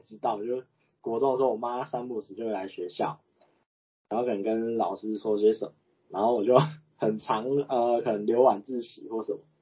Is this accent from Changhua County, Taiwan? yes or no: no; Chiayi, Taiwan; 因为我是嘉义人嘛